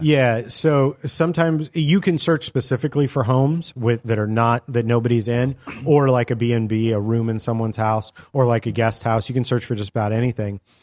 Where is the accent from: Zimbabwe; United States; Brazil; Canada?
United States; California; we're from California